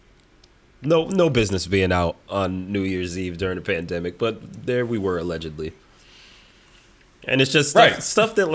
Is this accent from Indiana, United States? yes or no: no; Houston, Texas, United States; moved away; I'm here in my home state of Houston, Texas